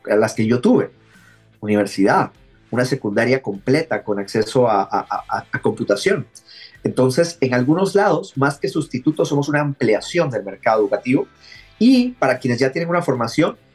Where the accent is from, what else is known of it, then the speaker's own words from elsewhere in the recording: Guatemala; Eh, soy originario de Guatemala, pero ya tenía bastante tiempo rebotando por el mundo.